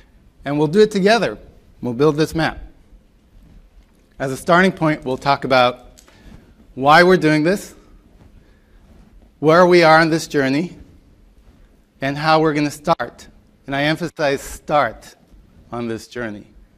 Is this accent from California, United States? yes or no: no; New York, United States; I am from New York, so.